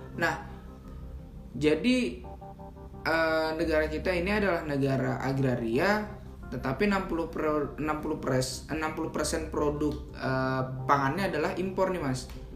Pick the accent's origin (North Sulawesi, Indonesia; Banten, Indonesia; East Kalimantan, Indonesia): East Kalimantan, Indonesia; Sangatta; kota saya di Sangatta Kalimantan Timur